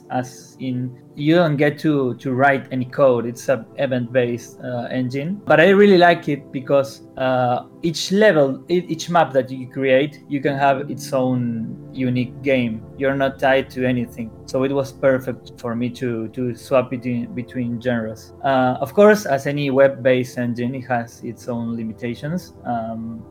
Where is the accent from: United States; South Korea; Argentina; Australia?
Argentina; I'm from Argentina